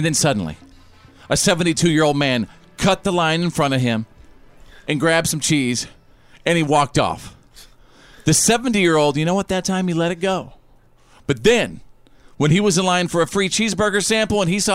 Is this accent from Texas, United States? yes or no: yes; North Texas, United States; I'm from North Texas